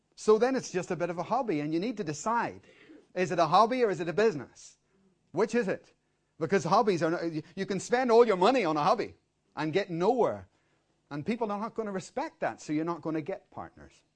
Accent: Dublin, Leinster, Ireland; we're from Dublin

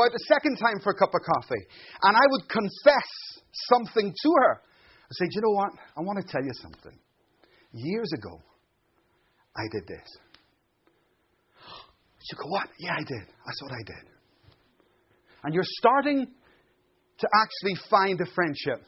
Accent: Ireland; now in Glasgow, United Kingdom; I'm Irish

